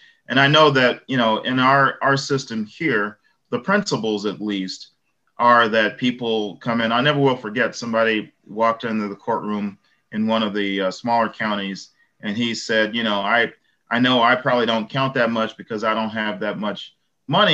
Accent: Chicago, Illinois, United States; moved away; I grew up in South Shore, which is predominantly Black

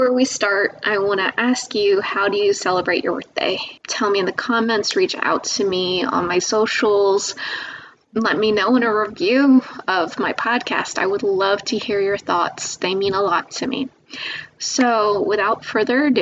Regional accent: Pennsylvania, United States; I'm from Pennsylvania

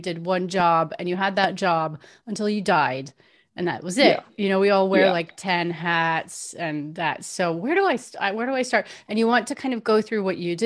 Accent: Florida, United States; I grew up in Florida

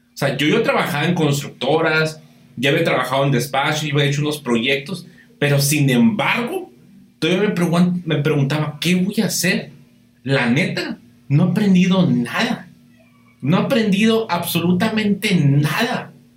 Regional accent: Baja California, Mexico; aquí en Baja California, aquí donde, donde, de donde yo soy

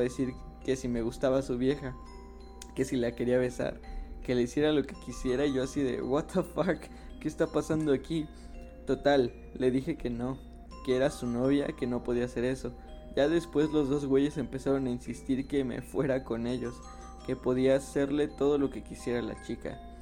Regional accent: Ixtapaluca, State of Mexico, Mexico; aquí de Ixtapayork, ¿no? De mi pueblo

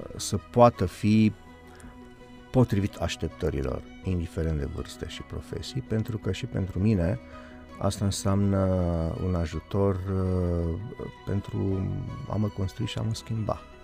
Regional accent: Bucharest, Romania; în cartelul meu unde m-am născut, care Berceniu

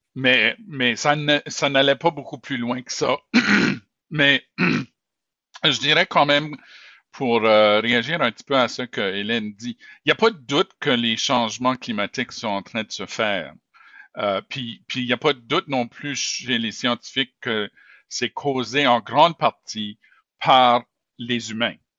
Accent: Moncton, New Brunswick, Canada; also born or lived in Montreal; now in Saint John, Canada; quand j'étais enfant, j'ai grandi à Moncton

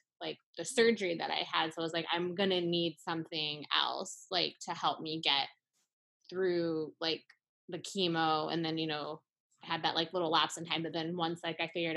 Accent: Tennessee, United States; growing up in Tennessee

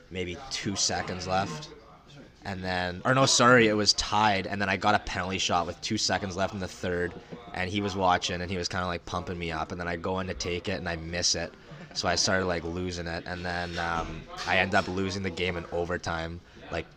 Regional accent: Winnipeg, Manitoba, Canada; I grew up in Winnipeg, Manitoba, nice little lovely part of the city called Transcona

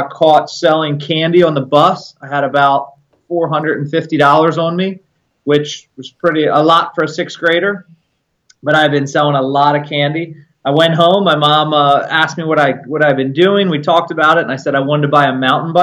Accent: Maryland, United States; I was born in Maryland, born and raised.

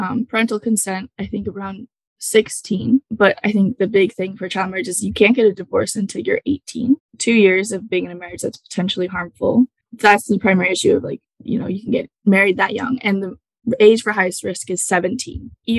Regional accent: Batavia, Illinois, United States; I'm from Batavia, Illinois.

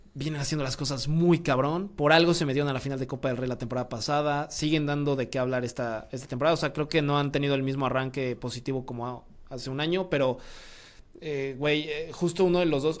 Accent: Querétaro, Mexico; soy cretano, entonces Querétaro es mi equipo

